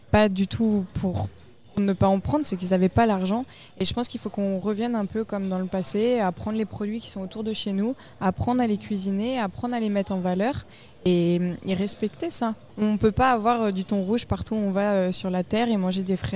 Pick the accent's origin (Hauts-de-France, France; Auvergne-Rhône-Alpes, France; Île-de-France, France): Île-de-France, France; Cernay-la-Ville; Je viens de la région parisienne, la vallée de Chevreuse.